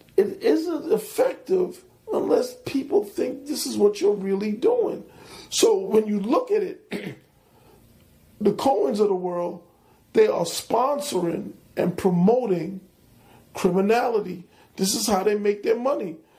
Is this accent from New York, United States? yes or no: yes; New York City, New York, United States; moved away as an adult; now in Washington, D.C., United States; I'm from Hollis